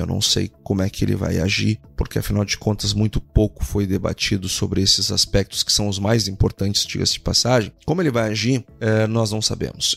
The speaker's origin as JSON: {"language": "Portuguese", "country": "Brazil", "said": "todos nós somos brasileiros"}